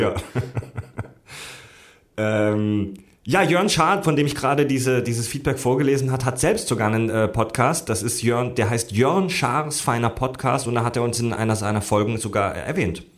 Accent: Southern Germany, Germany; moved away; zu Hause in meiner Heimat in Süddeutschland

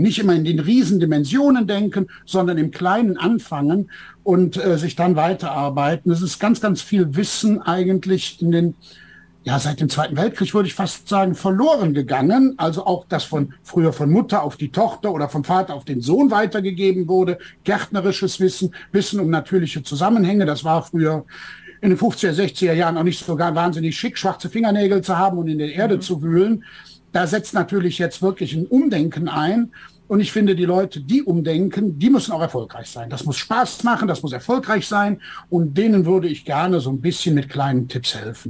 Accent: Bergisches Land, North Rhine-Westphalia, Germany; Ich komme hier aus dem Rheinland, aus dem Bergischen

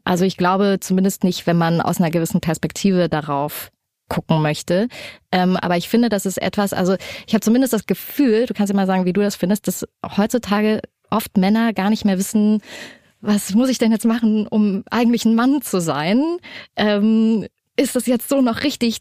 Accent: Erfurt, Thuringia, Germany; now in Hamburg, Germany; Ich bin in so einem Plattenbau groß geworden in Erfurt, in so einer ziemlich heftigen Gegend

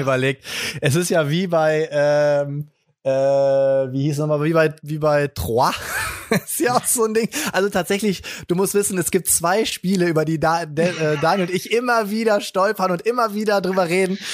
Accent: Friedrichshafen, Baden-Württemberg, Germany; accent: Swabian; moved away; Ich bin ja geborener Schwabe, wie man hört. Ich komme ja aus dem Ländle und äh, geboren, äh, ich äh, waschechter Häfler, ja, Bodensee, Friedrichshafen, da komme ich von weg

